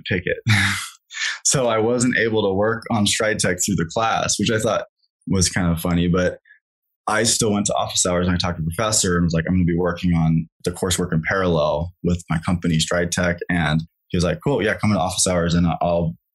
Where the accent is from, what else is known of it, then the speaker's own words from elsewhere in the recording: Kansas, United States; moved away; also born or lived in Colorado; I grew up in Kansas, so I have a lot of friends there